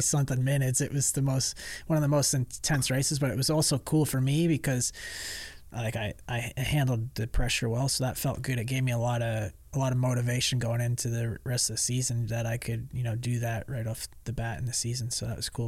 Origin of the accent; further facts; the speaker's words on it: New York, United States; moved away; also born or lived in Georgia; when I was a kid, um, like growing up in New York